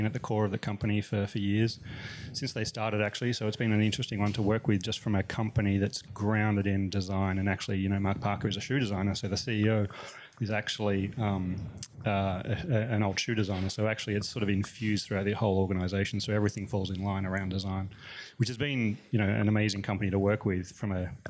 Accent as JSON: {"language": "English", "town": "Melbourne", "region": "Victoria", "country": "Australia", "moved": "as an adult", "lives_now": "United States", "said": "I'm from Melbourne originally. Been in the US for about 10 years now."}